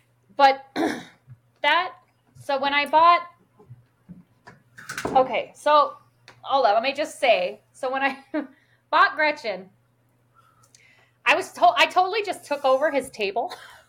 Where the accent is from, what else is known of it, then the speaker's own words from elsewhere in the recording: Iowa, United States; Sorry, I'm from Iowa.